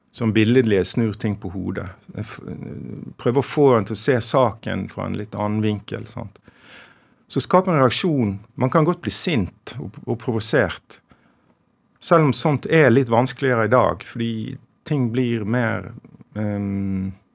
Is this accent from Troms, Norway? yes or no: no; Sandane, Vestland, Norway; moved away; also born or lived in Stavanger / Bergen; Jeg har jo født i Stavanger og vokst opp i, på Sandane i Nordfjord